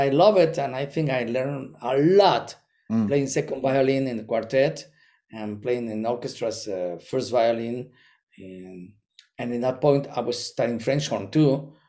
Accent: Monterrey, Nuevo León, Mexico; English is a second language; also born or lived in Guanajuato; I met him in Mexico before I went to the States. We were playing in an orchestra. We moved to from Monterrey to Guanajuato City

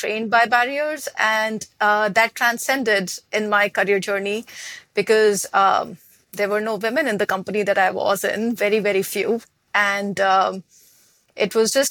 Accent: New Delhi, Delhi, India; moved away as an adult; now in United States; I was born in New Delhi, capital city of India, had very humble beginnings

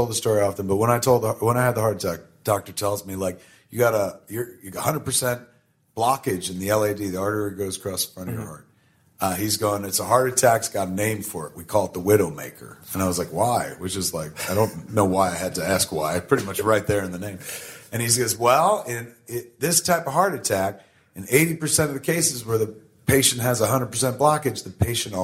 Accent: New Jersey, United States; We're from New Jersey, and when you grow up in the shadow of something greater than yourself, like New York City

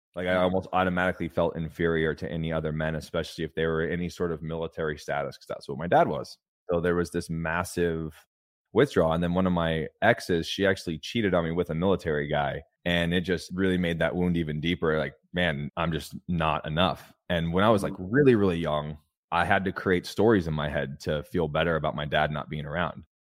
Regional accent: California, United States; I grew up in a trailer park in California.

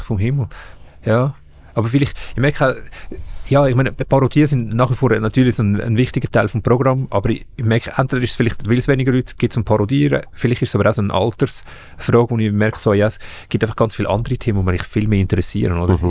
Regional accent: Zug, Switzerland; ich komme aus Zug

